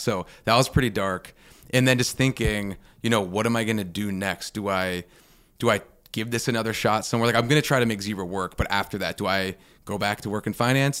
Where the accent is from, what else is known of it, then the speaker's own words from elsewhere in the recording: Pittsburgh, Pennsylvania, United States; moved away as an adult; also born or lived in New York City; I'm from Pittsburgh